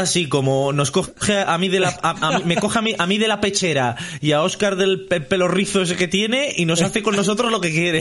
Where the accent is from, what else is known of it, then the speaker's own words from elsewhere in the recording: Burgos, Castile and León, Spain; somos de Burgos